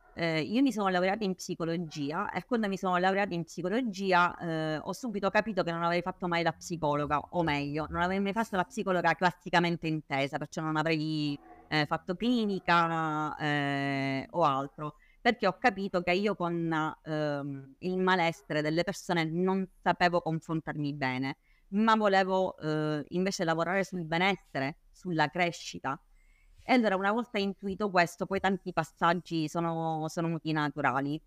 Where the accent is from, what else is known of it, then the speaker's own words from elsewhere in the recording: Palermo, Sicily, Italy; palermitana doc, eh, anche se in realtà diciamo, non, non, di origine ma di nascita e di crescita